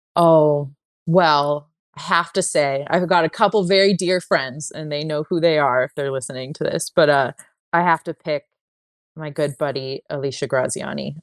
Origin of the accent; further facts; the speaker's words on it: San Jose, California, United States; moved away; I am from California, from the Bay Area, and I grew up in San Jose